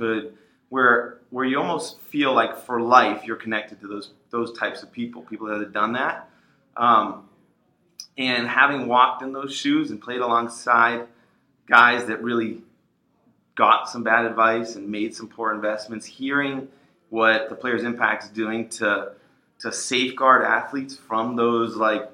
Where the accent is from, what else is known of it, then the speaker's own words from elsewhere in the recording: Waltham, Massachusetts, United States; I grew up in Waltham, which is a suburb right outside of Boston